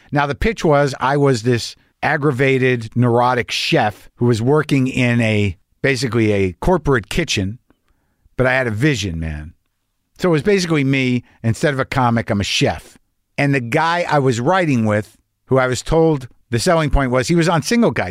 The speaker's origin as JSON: {"language": "English", "region": "New Mexico", "country": "United States", "tie": "born or raised there", "said": "I was brought up conservative Jew in New Mexico."}